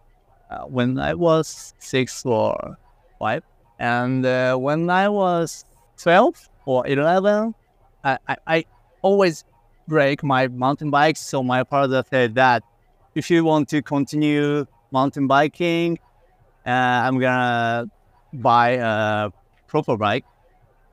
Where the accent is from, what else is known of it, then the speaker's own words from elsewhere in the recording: Japan; my home country